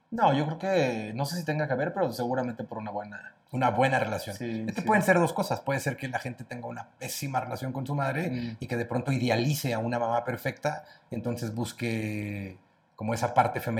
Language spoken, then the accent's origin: Spanish; Cuernavaca, Morelos, Mexico; now in Mexico City, Mexico; Entonces yo soy de Morelos, me vengo a, México a tratar de luchar y tratar de ser cantante